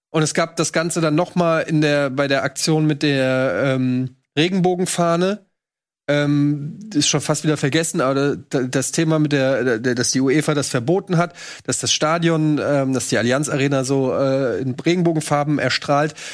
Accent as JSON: {"language": "German", "country": "Germany", "said": "wir als Deutsche"}